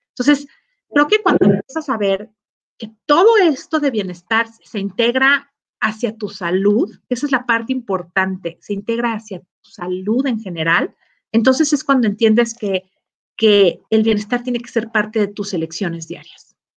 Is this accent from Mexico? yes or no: yes; Mexico; como mexicanos